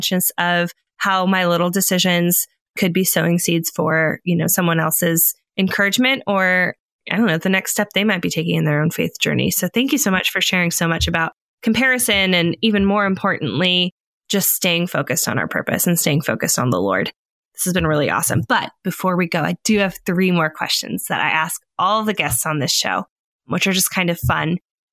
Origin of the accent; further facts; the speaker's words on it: California, United States; moved away; I'm originally from California. We definitely say soda and shopping cart